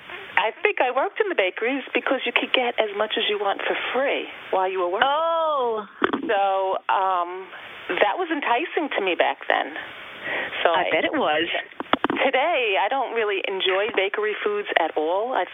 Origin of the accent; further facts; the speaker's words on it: Long Island, New York, United States; I am Long Island born and bred. I've lived my entire life on Long Island in different areas of Long Island, but I've raised my family here, and uh, this is my home.